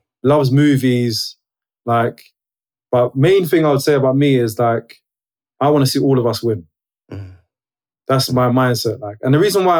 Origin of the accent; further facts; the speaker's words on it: London, United Kingdom; I'm a guy who grew up in Brixton. Love South London, like South London, born and bred.